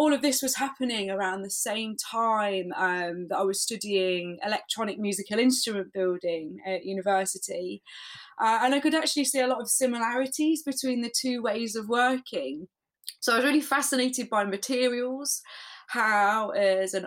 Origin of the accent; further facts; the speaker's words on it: Leicester, East Midlands, United Kingdom; I'm from Leicester in the UK